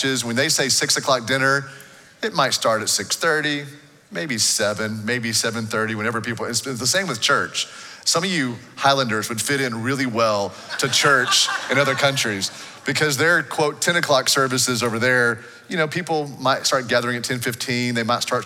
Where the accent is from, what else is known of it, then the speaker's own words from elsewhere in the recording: United States; the nation I grew up in here in the States